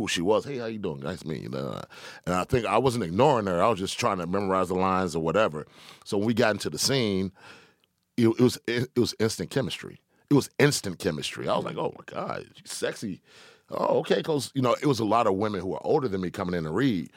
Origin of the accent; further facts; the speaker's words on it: Decatur, Georgia, United States; also born or lived in Atlanta; I'm from Decatur, Georgia